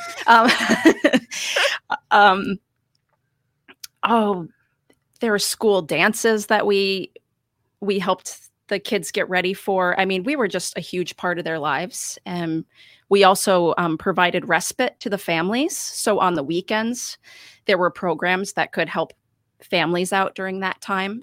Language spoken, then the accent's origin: English; Rochester, New York, United States; also born or lived in Vermont / Montreal; I have lived in Rochester for most of my life